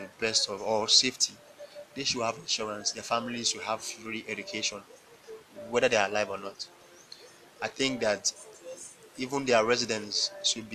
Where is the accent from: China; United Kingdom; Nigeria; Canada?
Nigeria